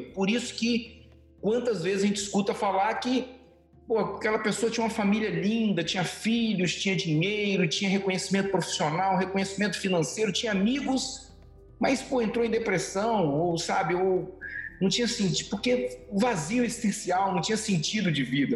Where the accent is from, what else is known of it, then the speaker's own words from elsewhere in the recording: Vitória, Espírito Santo, Brazil; moved away as an adult; primeira vez que eu saí do Espírito Santo, nunca imaginei sair de Vitória